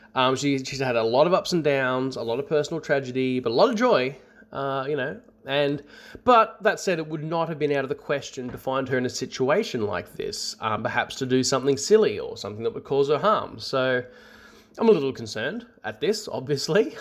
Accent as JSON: {"language": "English", "area": "north of Sydney", "region": "New South Wales", "country": "Australia", "tie": "born or raised there", "said": "I grew up in what I can only describe as a haunted house. Almost Skinwalker Ranch-ish, uh, in its variety. It's about twenty kilometers north of Sydney."}